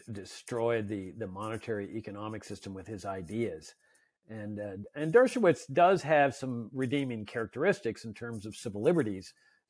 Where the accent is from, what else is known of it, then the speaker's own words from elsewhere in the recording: Texas, United States; No, I was conflicted because my team when I was a kid was the Astros.